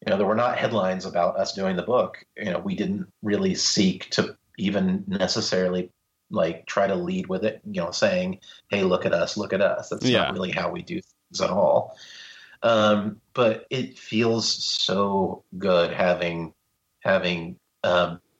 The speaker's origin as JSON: {"language": "English", "region": "Missouri", "country": "United States", "tie": "born or raised there", "also_born_or_lived": "Anderson, Missouri", "said": "I live in Joplin, Missouri. It's a small town in the southwest corner of the state"}